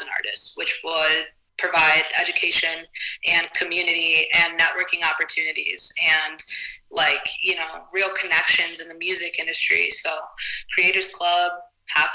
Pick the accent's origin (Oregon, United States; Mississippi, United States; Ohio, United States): Ohio, United States; Toledo; I'm from Toledo, Ohio